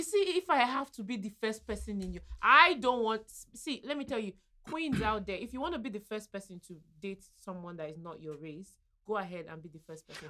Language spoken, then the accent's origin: English; Nigeria; I'm a Nigerian